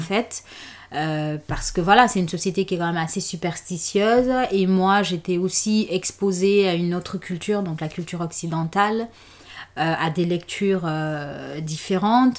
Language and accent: French; Conakry, Guinea; moved away as an adult; je suis née en Guinée, à Conakry, et j'ai passé les 24 premières années de ma vie là-bas